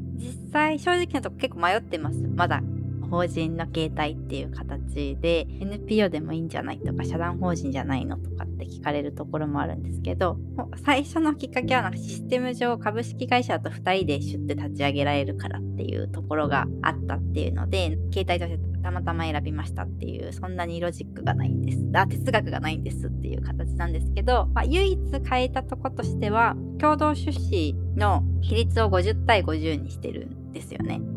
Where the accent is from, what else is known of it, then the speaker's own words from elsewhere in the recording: Tokyo, Japan; moved away as an adult; also born or lived in Alaska; now in Hokkaido, Japan; 私も東京出身で今北海道